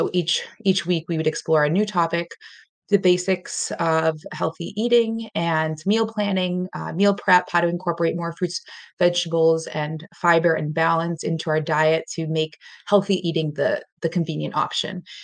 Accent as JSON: {"language": "English", "town": "Boston", "region": "Massachusetts", "country": "United States", "also_born_or_lived": "Colombia / Latin America / London / Washington, D.C.", "moved": "as an adult", "lives_now": "Western Massachusetts, United States", "said": "I am from the South Shore area of Boston, Massachusetts in the U.S., and I am now living in the western part of Massachusetts."}